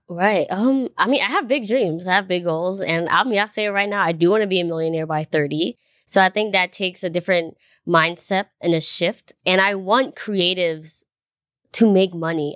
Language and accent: English; New York, United States; I grew up in New York